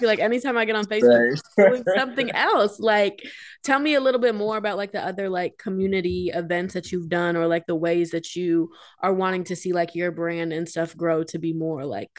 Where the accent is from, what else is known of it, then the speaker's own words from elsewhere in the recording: Davenport, Iowa, United States; I grew up on the Davenport side